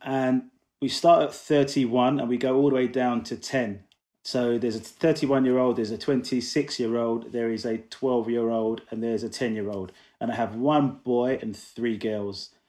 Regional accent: London, United Kingdom; also born or lived in Coventry; I'm originally from Coventry, well, that's where I was born anyway, uh, raised in London.

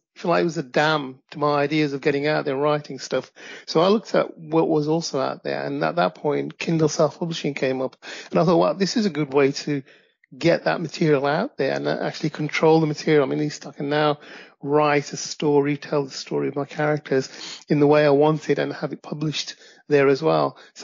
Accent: Midlands, United Kingdom; also born or lived in Pakistan; I live in the UK. I'm in my late 50s, and I came to the UK from Pakistan when I was about 7. Got raised, went to the Midlands here in the UK, educated, and went to university.

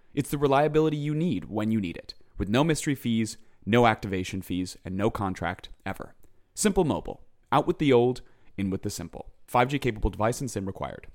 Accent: Chicago, Illinois, United States; we're from Chicago

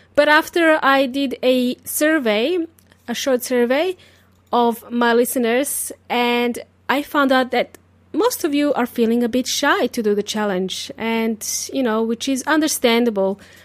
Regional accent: Serbia; English is a second language; now in Australia; I wasn't born in Australia. I was born in Serbia

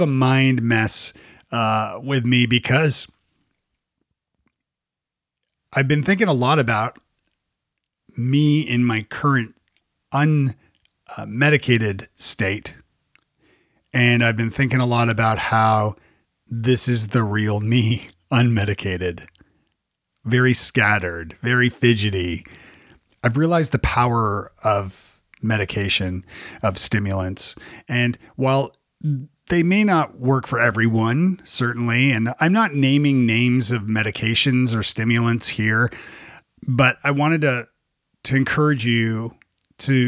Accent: Toronto, Ontario, Canada; now in United States; So I grew up in Canada. I grew up in Toronto

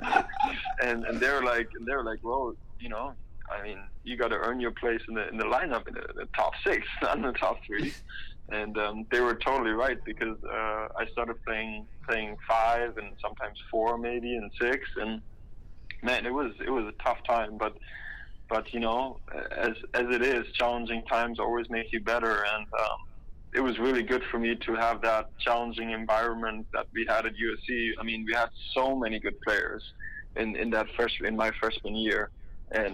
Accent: Germany; English is a second language; moved away as an adult; also born or lived in Los Angeles, United States; I'm coming from Germany

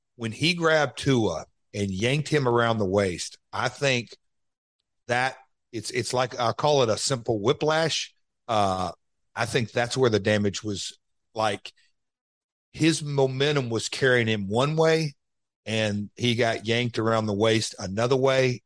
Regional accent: United States; I'm an American

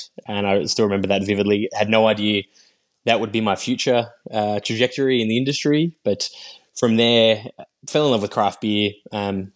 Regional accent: Yarra Valley, Victoria, Australia; I grew up in the Yarra Valley in Victoria

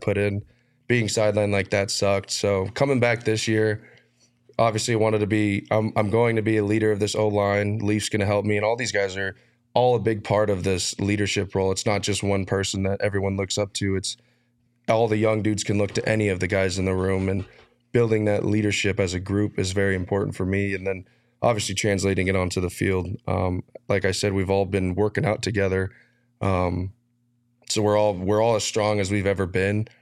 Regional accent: Arizona, United States; moved away as an adult; also born or lived in Iowa; I grew up here, man. I'm from Arizona.

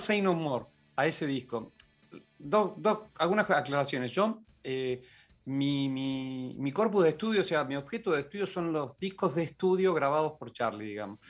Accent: Córdoba, Argentina; yo soy cordobés

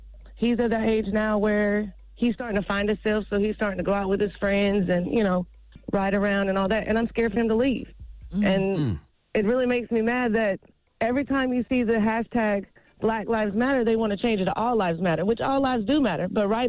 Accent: Dunn, North Carolina, United States; I'm from Dunn.

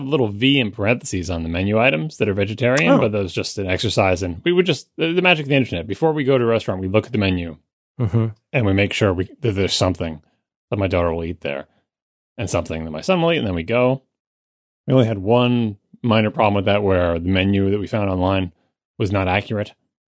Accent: Long Island, New York, United States; And I didn't get that growing up on Long Island. It was just all English.

